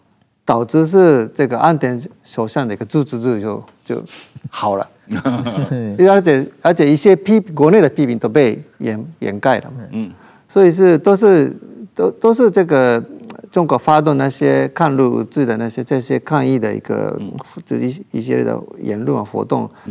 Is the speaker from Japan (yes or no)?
yes; Japan; 我们日本人